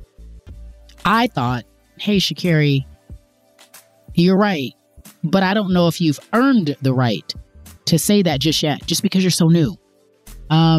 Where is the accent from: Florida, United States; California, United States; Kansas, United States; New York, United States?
California, United States; I'm from California, but living in Brooklyn in my mind